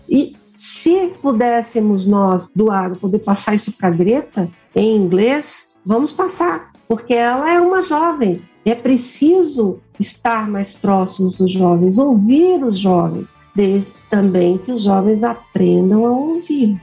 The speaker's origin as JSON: {"language": "Portuguese", "town": "Uberlândia", "region": "Minas Gerais", "country": "Brazil", "tie": "born or raised there", "said": "eu sou mineira de Uberlândia"}